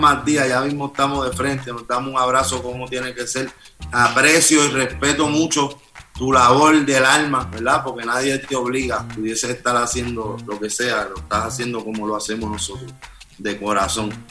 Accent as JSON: {"language": "Spanish", "country": "Puerto Rico", "said": "como puertorriqueño"}